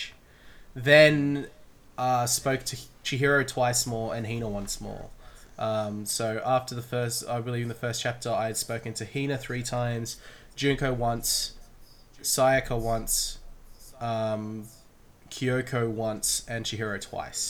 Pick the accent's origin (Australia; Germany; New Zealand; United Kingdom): Australia; As three Australian boys having a podcast